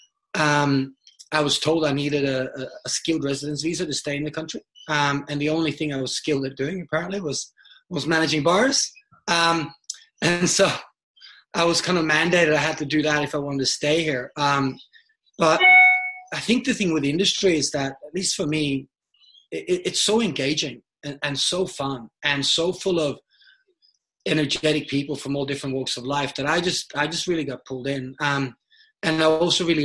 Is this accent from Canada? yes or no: no; Norway; now in Australia; I live in Australia. I'm from Norway originally.